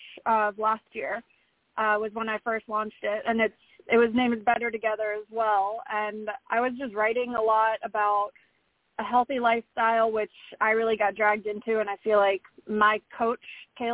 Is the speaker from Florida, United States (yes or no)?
yes; Florida, United States; moved away as an adult; now in Nashville, United States; I'm originally from Florida. I've lived here since 2017 now